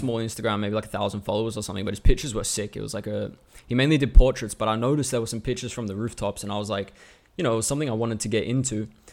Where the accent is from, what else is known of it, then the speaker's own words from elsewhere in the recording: Melbourne, Victoria, Australia; also born or lived in Hong Kong; now in Finland; I was born in Melbourne in two thousand, so I'm Australian